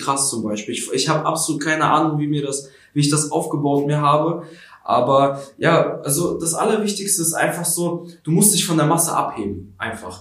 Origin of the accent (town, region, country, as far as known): Schwerin, Mecklenburg-Vorpommern, Germany; born or raised there; also born or lived in Kharkiv, Ukraine